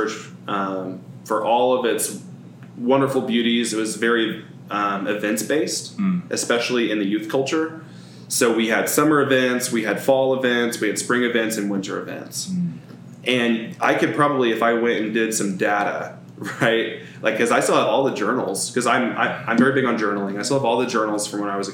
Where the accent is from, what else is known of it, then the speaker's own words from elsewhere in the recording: Edmond, Oklahoma, United States; also born or lived in Del City, Oklahoma; I grew up in Edmond, which is like 15 minutes north of Oklahoma City